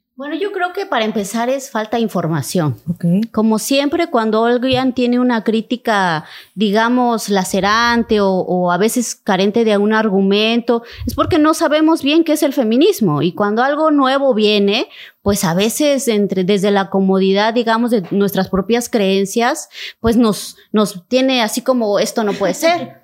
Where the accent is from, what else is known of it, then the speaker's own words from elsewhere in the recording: Cintalapa, Chiapas, Mexico; en mi pueblo amadísimo. Yo nací en Cintalapa